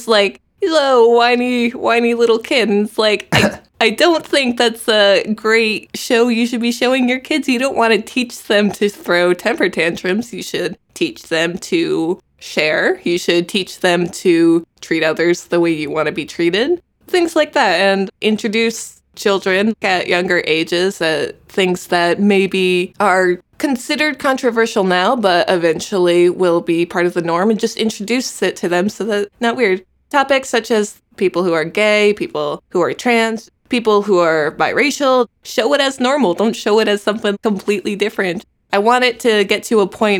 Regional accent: Connecticut, United States; now in Los Angeles, United States; I'm originally from the East Coast, Connecticut

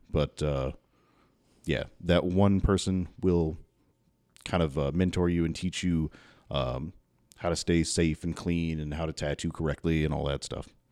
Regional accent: Louisville, Kentucky, United States; moved away as an adult; now in Southern Indiana, United States; I grew up in South Louisville

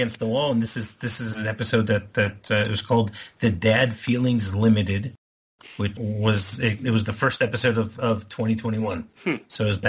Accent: United States; moved away; I growing up in America, I know about feet and inches

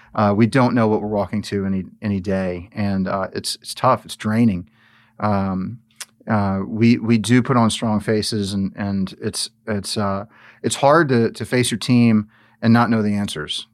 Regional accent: New Orleans, Louisiana, United States; moved away as an adult; I'm not from here. I, you know, I grew up in New Orleans.

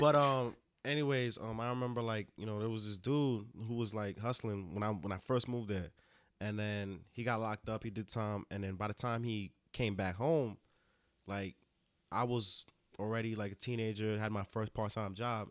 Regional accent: Rockland County, New York, United States; I'm from Rockland County

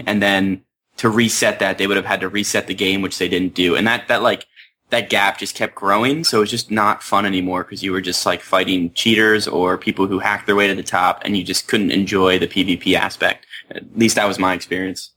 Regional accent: Pennsylvania, United States; I grew up in Pennsylvania

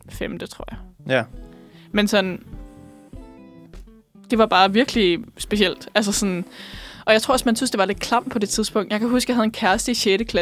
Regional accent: Bornholm, Capital Region of Denmark, Denmark; Jeg er også fra Bornholm.

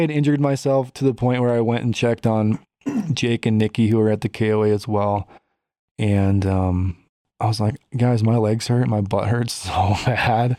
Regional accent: Chicago, Illinois, United States; now in Colorado, United States; I grew up in Chicago

